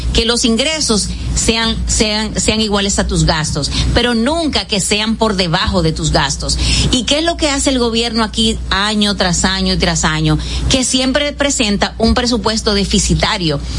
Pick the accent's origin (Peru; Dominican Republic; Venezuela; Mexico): Dominican Republic; also born or lived in San José de Ocoa